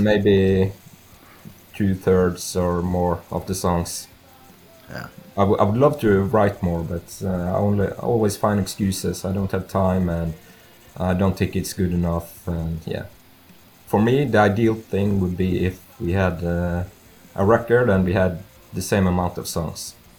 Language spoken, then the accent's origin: English; Norway; I'm from Norway